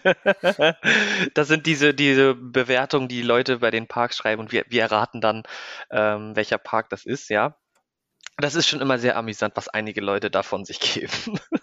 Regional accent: Neumünster, Schleswig-Holstein, Germany; moved away as an adult; also born or lived in Kiel / Hamburg; now in Breda, Netherlands; ursprünglich komme ich aus Neumünster. Das liegt zwischen Hamburg und Kiel, für alle, die es nicht wissen, in Schleswig-Holstein. Ähm, dann ja, habe ich, äh, da habe ich meine Schulbildung

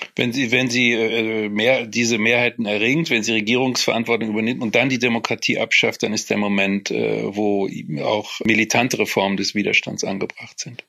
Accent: Cologne, North Rhine-Westphalia, Germany; also born or lived in Frankfurt; Ich bin natürlich Kölner

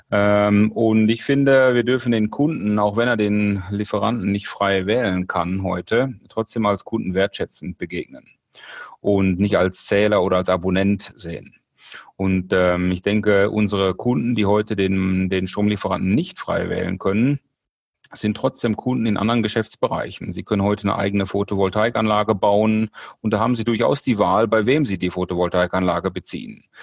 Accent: North Rhine-Westphalia, Germany; Und ich komme aus dem Ruhrgebiet, da sind wir eh sehr, sehr direkt und recht schnell kollegial unterwegs.

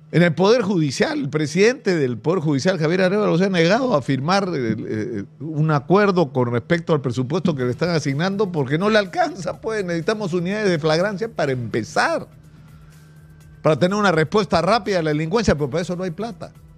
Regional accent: Peru; como cualquier peruano, como cualquier peruano promedio

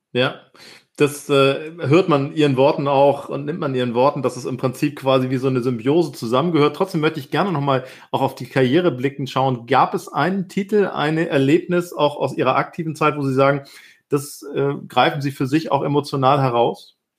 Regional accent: Hamburg, Germany; als Hamburger

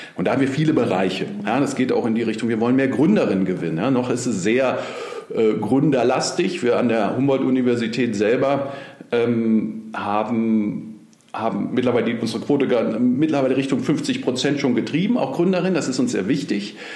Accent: Berlin, Germany; ich bin Berliner, gebürtiger Berliner auch

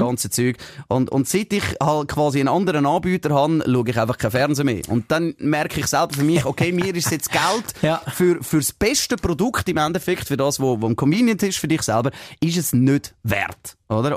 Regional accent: Switzerland; bei uns in der Schweiz

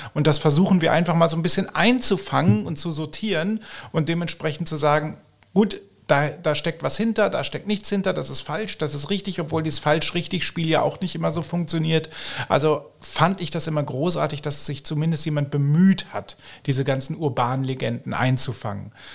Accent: Germany; moved away as an adult; now in Austria; Ich komme ursprünglich aus Deutschland, auch wenn ich mittlerweile schon sieben Jahre hier lebe.

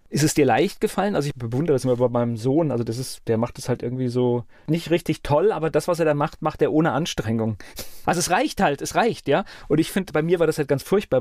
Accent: Mainz, Rhineland-Palatinate, Germany; Ich bin in Mainz aufgewachsen

